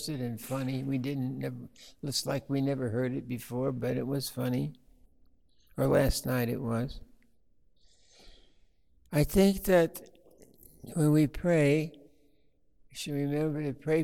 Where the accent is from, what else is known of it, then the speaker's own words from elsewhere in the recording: Blue Mountains of Oregon, United States; I'm from the Blue Mountains of Oregon